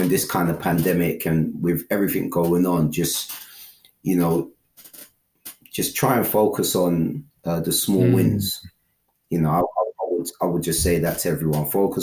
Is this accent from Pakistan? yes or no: no; London, United Kingdom; I grew up in London. I've always been from London